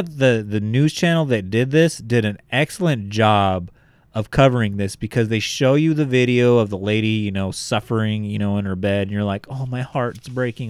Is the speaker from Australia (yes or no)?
yes; Australia; that's an actress like in America. I'm Australian.